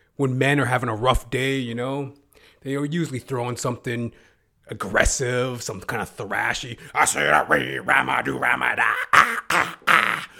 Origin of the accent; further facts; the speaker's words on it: Canada; I am a Canadian